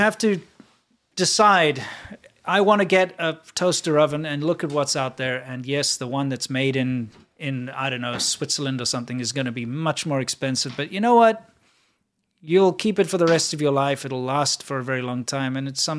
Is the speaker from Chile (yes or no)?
no; South Africa; I did when I was very young, because everybody plays cricket and stuff in school.